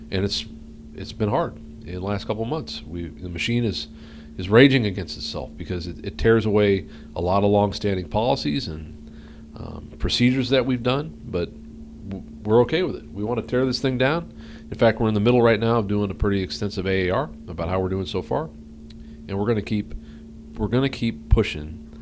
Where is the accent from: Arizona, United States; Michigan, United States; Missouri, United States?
Missouri, United States; St. Louis; born there; moved away; I was born in St. Louis, and then kind of moved around. I was in a um, kind of a ministry family, and uh, moved all over the place, and then found found herself here in the Northwest in '86.